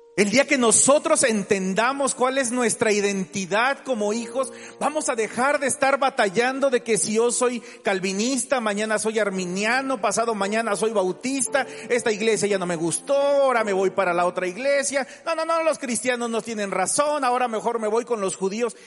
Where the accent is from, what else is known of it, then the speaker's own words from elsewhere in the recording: Mexico; Tenemos la mentalidad como mexicano